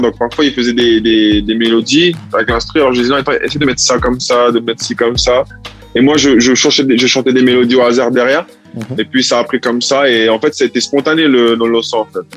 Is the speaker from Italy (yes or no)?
yes; Italy; moved away; also born or lived in French Guiana; j'ai grandi en Italie